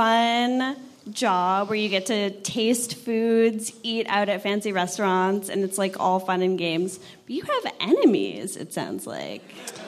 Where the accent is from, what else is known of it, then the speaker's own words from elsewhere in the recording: Buffalo, New York, United States; I'm from Buffalo.